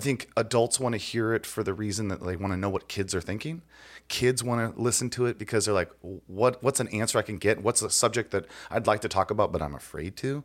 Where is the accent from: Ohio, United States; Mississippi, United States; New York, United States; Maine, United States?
Ohio, United States; I grew up in Ohio